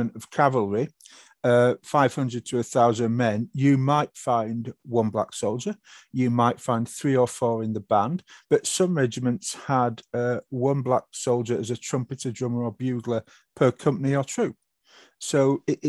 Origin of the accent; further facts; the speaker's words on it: Yorkshire and the Humber, United Kingdom; I'm a Yorkshireman, a former soldier working in education at the minute.